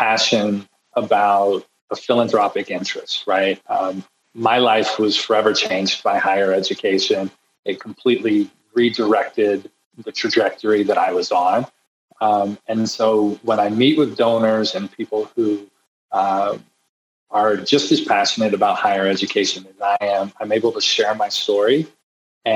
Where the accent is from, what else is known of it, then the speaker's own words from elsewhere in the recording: Fyffe, Alabama, United States; moved away as an adult; now in Cleveland, United States; I grew up in Alabama. So this is Fife, Alabama, a small town of 1,000 people.